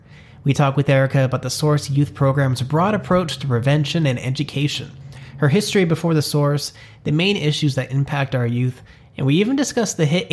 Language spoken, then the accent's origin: English; California, United States; now in Visalia, United States; I came from Southern California, where it's a little bit more, I don't know, liberal kind of, not with my family though. That my family moved up here because they felt out of place in Southern California.